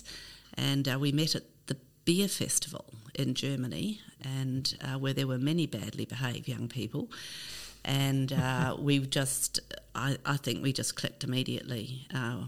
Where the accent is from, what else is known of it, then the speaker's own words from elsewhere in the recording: Wellington, New Zealand; also born or lived in Upper Hutt; I'm 67 and I grew up in New Zealand. So I was a 1950s child in a New Zealand suburb